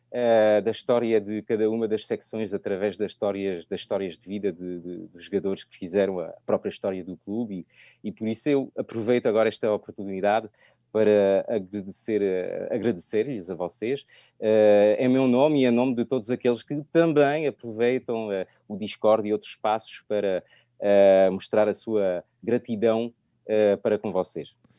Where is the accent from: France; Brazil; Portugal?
France; accent: French; Portuguese is a second language; o sotaque francês